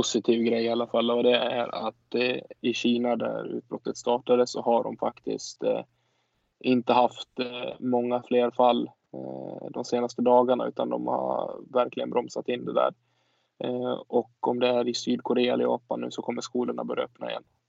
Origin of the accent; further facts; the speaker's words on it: Sweden; vi som åtminstone svenskar